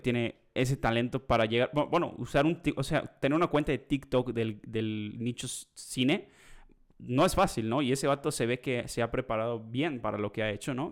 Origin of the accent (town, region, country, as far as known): Mexico